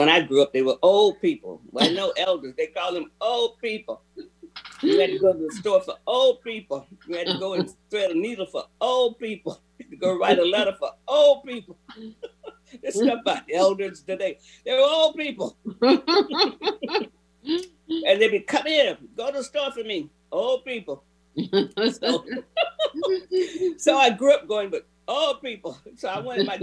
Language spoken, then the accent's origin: English; Central Florida, United States; moved away; I'm from Florida. I didn't know what gumbo was. I mean, I guess some people in Northern Florida might know, but Central Florida, I never heard of gumbo